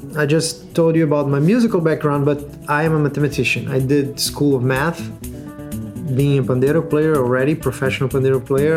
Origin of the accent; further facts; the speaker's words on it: Rio de Janeiro, Brazil; I'm from Rio de Janeiro.